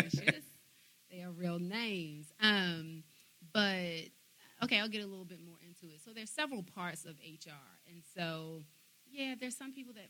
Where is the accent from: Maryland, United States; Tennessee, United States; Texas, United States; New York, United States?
Maryland, United States; Baltimore; moved away; I am originally from Baltimore, Maryland